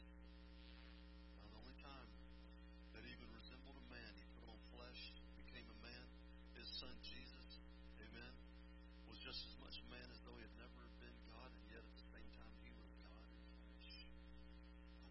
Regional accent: United States; I'm an American

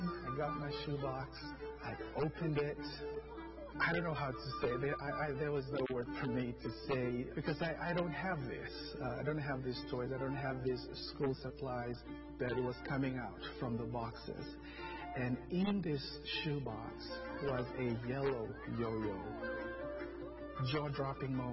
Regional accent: Fiji; moved away; I'm originally from the Fiji Islands

